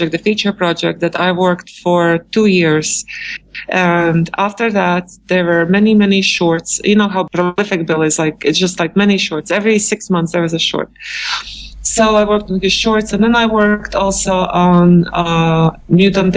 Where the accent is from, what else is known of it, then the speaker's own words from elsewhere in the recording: Latvia; moved away as an adult; now in New York, United States; I came to New York from Latvia, and it was in 1996